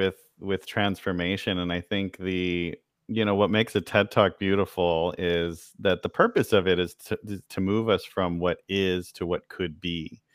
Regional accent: El Paso, Texas, United States; also born or lived in San Antonio / Austin / Dallas / Boston; I grew up in El Paso, Texas. Yeah. And then I spent time in San Antonio and Austin and Dallas before kind of leaving. And I've lived in Boston, London, LA, all kinds of places. And here we are back home.

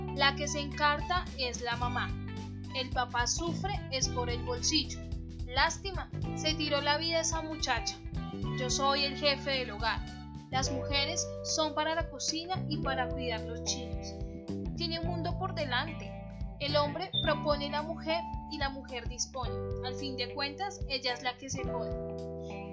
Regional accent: Colombia; nosotros como colombianos

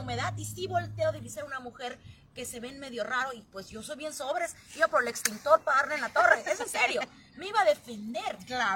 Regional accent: Sonora, Mexico; accent: Sonoran; no habla como cualquier sonorense, así que tenemos un modismo, tenemos un acento muy marcado nosotros

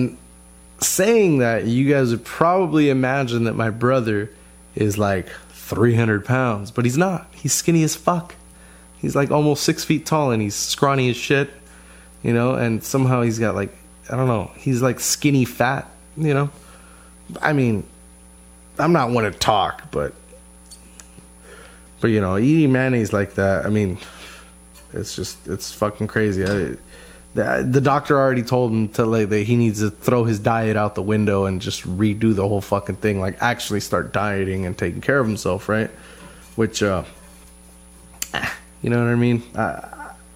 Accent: United States; we're American

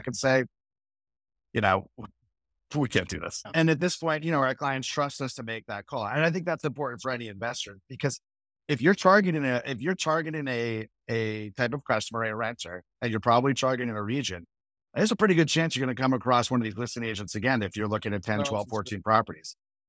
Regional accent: New England, United States; also born or lived in New York; I grew up in New England and New York, and my parents lived in old, interesting houses.

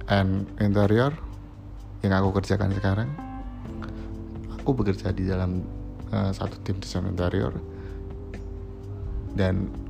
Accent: Kudus, Central Java, Indonesia; now in Semarang, Indonesia; aku berasal dari Kudus suatu kota terpencil nggak kecil banget sih tapi keren sih guys dia itu kabupaten yang kecil tapi sudah seperti kota Madia ya dan aku kuliah di Semarang

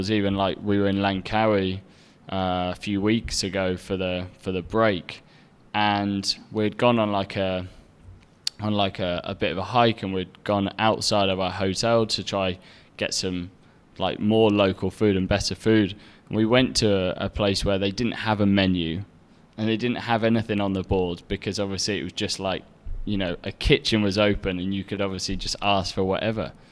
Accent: Egypt; Now I came, you know, I came from Egypt, so having certain uh, Western supermarkets and restaurants and things with within easy access was actually like a really big thing

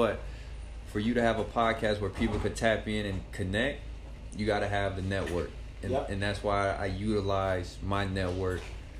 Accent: Gary, Indiana, United States; I'm from Fifth. I went to Spirit of God. I went to all my schools are from the concrete jungle of Gary, Indiana.

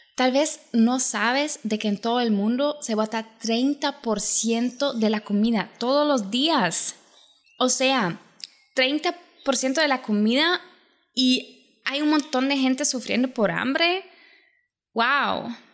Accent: Germany; Spanish is a second language; also born or lived in Poland; now in Costa Rica; como yo soy de Alemania, bueno, me crecí en Alemania, mi familia es de Polonia

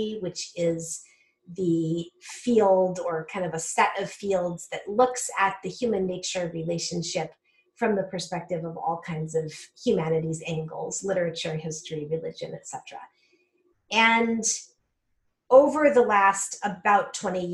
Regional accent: Colorado, United States; also born or lived in California Bay Area / Michigan / upstate New York; now in Pennsylvania, United States; I'm originally from Colorado in the Southwest. I grew up in the high Rocky Mountains in a rural area

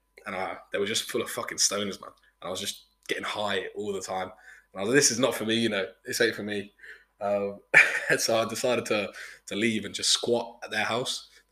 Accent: Brackley, East Midlands, United Kingdom; also born or lived in Ingolstadt, Germany / Melbourne, Australia; from Brackley, my hometown

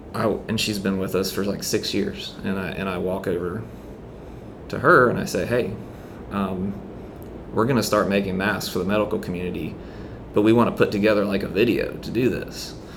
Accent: St. Simons Island, Georgia, United States; now in Charleston, United States; I'm originally from St. Simons Island, Georgia

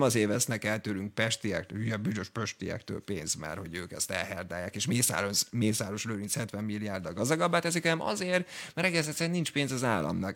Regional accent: Hungary; magyar vagyok

